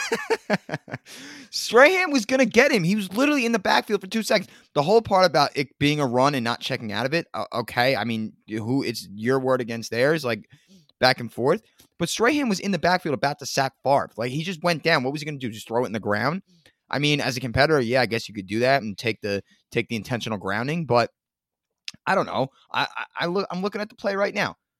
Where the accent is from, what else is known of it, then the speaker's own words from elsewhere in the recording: New Jersey, United States; accent: Jersey; I'm not from New York, I'm from North Jersey. It's a Jersey accent, it's not New York